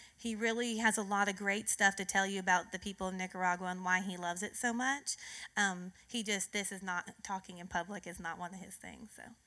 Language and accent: English; California, United States; I was born and raised in California